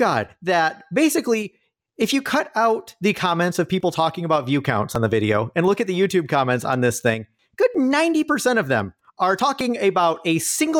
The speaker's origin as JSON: {"language": "English", "country": "United States", "said": "I am an American"}